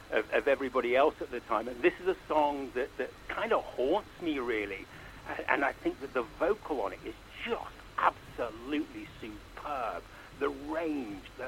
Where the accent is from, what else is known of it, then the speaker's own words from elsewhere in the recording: Manchester, North West England, United Kingdom; moved away as an adult; now in London, United Kingdom; I was brought up in Manchester in a very sort of working class family